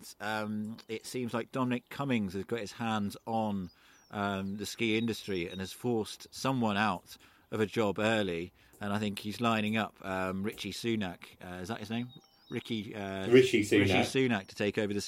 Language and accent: English; England, United Kingdom; now in France; as an English person living abroad